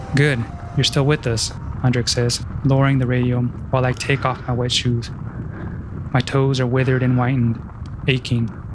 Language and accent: English; Washington, United States; my home state of Washington